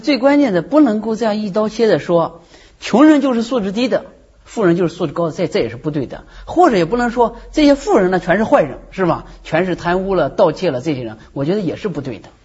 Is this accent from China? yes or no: yes; rural Gansu, China; moved away; 我是从甘肃的农村里面出来的。嗯，放羊娃